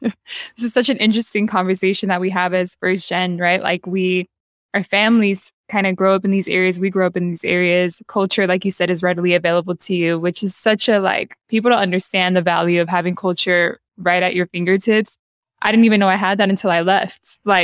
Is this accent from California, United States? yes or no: yes; San Diego, California, United States; I grew up in San Diego. And still a very different vibe than LA to San Diego, but similar enough where it's that SoCal vibe, but you're growing up in the hood. So people vacation where you live